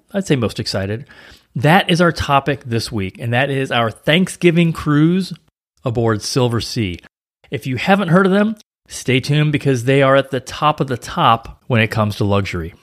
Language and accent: English; St. Louis, Missouri, United States; now in Florida, United States; in the Midwest, like where I grew up in Saint Louis